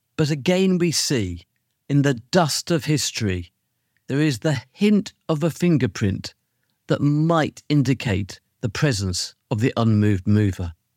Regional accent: United Kingdom; as a Brit

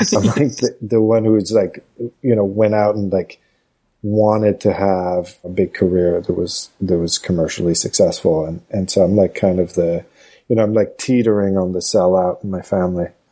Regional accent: Montreal, Quebec, Canada; moved away as an adult; also born or lived in Los Angeles / New York; now in United States; growing up in Montreal, it was just like hyper social and just kind of mixed

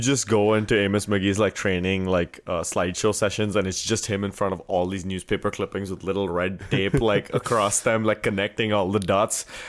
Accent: India; moved away as an adult; I was from India

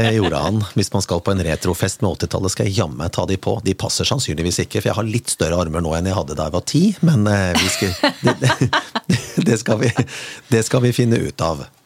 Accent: Kongsberg, Buskerud, Norway; min hjemby

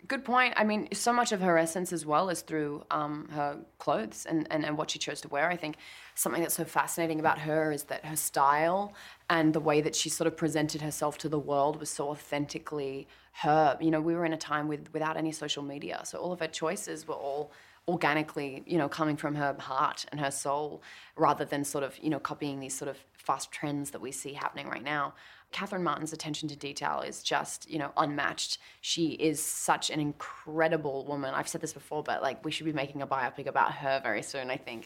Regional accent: Australia; I'm Australian

